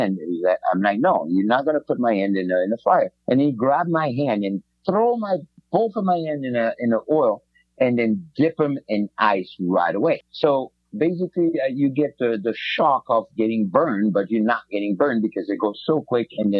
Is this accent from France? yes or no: yes; French Riviera, Provence-Alpes-Côte d'Azur, France; moved away; growing up in the French Riviera, we lived like literally by the beach